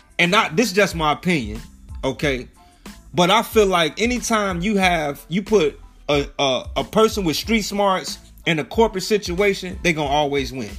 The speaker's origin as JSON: {"language": "English", "town": "Chicago", "region": "Illinois", "country": "United States", "tie": "born or raised there", "said": "we both from Chicago, born and raised"}